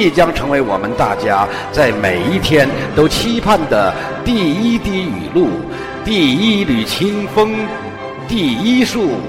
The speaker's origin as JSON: {"language": "Chinese", "town": "Xi'an", "region": "Shaanxi", "country": "China", "said": "我是…，来自古城西安。"}